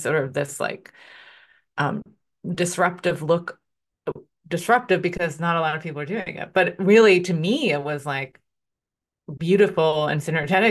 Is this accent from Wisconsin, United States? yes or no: no; Philadelphia, Pennsylvania, United States; And maybe because I grew up in Philly, in Philadelphia